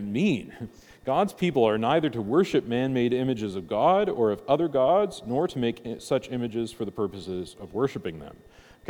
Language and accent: English; United States; I'm an American